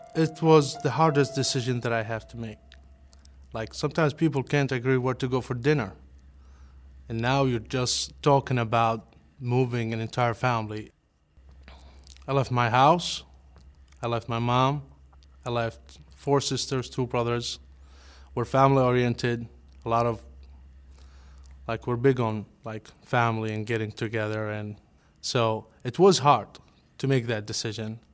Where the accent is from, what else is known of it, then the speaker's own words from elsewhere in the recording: Karbala, Karbala Governorate, Iraq; English is a second language; moved away as an adult; now in United States; I grew up in a small town called Karbala, it's to the southeast of, of Baghdad